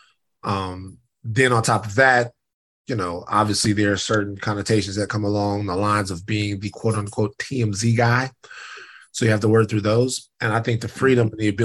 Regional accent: Baton Rouge, Louisiana, United States; moved away as an adult; now in Los Angeles, United States; coming from Baton Rouge to Los Angeles

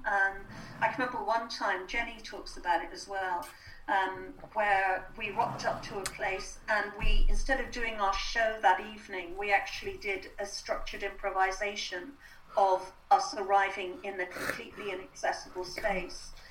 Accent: Ireland; being Irish

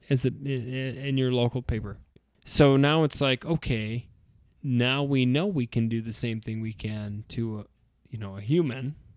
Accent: Idaho, United States; we're from Ida, so, like, cows and stuff are pets

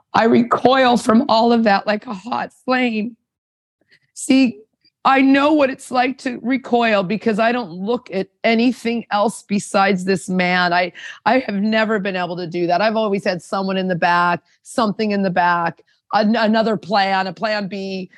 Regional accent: Anaheim, California, United States; moved away as an adult; also born or lived in Toronto; I'm from Orange County, California, Anaheim

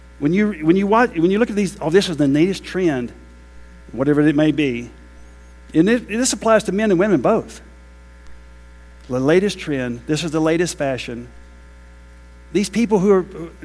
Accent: United States; I'm American.

